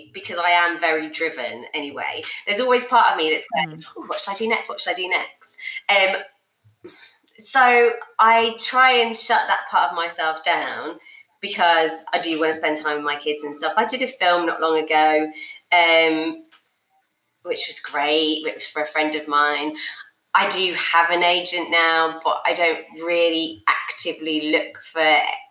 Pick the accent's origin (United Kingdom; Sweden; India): United Kingdom; the North of England; us Northern kids